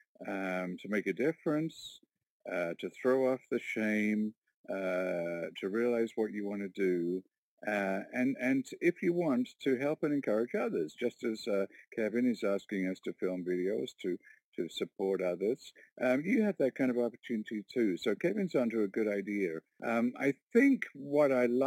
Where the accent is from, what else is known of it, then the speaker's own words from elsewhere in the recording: Warkworth, Ontario, Canada; I'm from Warkworth, Ontario, a little rural community of 700 people.